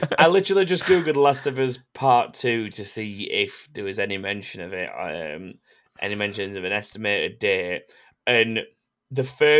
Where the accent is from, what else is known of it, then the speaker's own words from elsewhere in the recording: England, United Kingdom; we're English and not French.